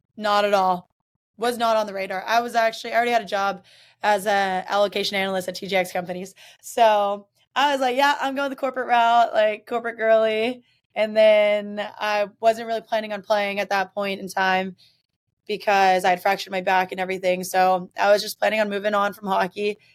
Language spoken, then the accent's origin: English; Mississippi, United States; now in Boston, United States; I'm from Mississippi